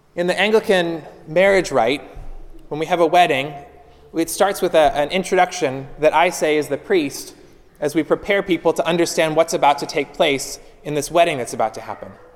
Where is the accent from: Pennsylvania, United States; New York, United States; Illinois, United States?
Pennsylvania, United States; Pittsburgh; moved away as an adult; now in North Florida, United States; I grew up in Pittsburgh. I lived most of my life to this point in Pittsburgh, and so I'm a transplant to, to North Florida